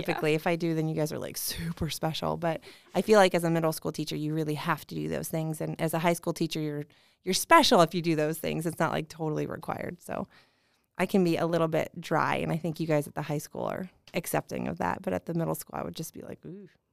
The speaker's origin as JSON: {"language": "English", "town": "Indianapolis", "region": "Indiana", "country": "United States", "said": "I'm from Indy"}